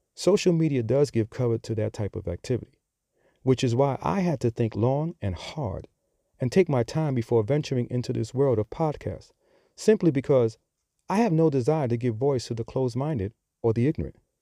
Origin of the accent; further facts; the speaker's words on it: New York City, New York, United States; accent: New York; now in Charlotte, United States; I'm sure that you have picked up on my accent. So, yes, I am from New York. And as I always like to say, I'm just a simple dude from the Bronx